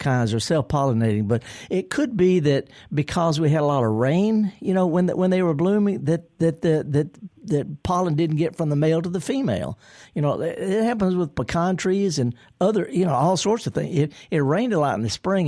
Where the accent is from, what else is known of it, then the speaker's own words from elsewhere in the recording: the Delta, Mississippi, United States; I'm from the Delta, too